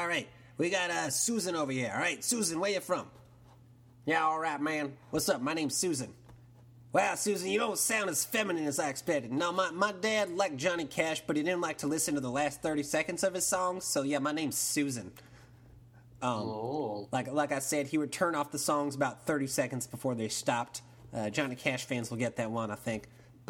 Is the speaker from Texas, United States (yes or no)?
yes; Texas, United States; Like I said, you know, I'm living down in Texas. As you might have heard from my accent, I'm born and bred in Texas.